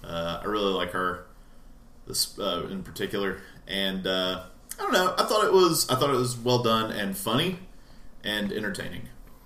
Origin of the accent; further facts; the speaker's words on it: Ball Ground, Georgia, United States; the Tom Cruise movie American Made, which was filmed in my hometown.